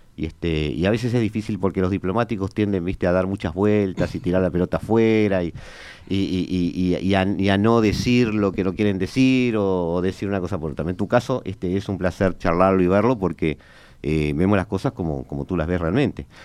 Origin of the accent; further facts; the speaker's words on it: Uruguay; como uruguayo